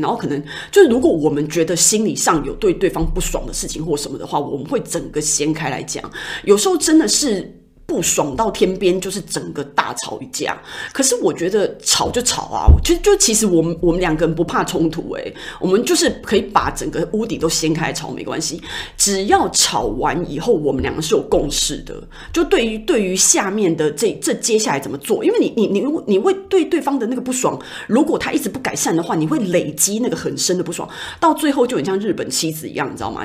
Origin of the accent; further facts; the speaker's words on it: Taiwan; 我们台湾人